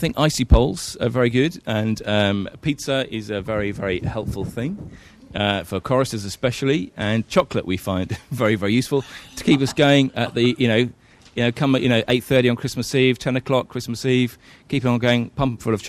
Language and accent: English; England, United Kingdom; moved away as an adult; also born or lived in Bristol; now in Sydney, Australia; I'm from England. I came over to Sydney to do this job at St Andrews 12 years ago.